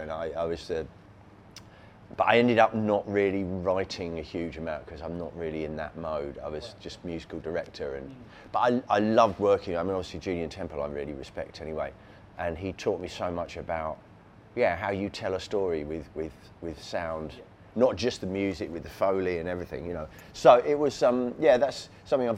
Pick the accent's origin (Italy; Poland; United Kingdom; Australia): United Kingdom; Surrey, South East England; I was a white suburban kid growing up in Surrey in England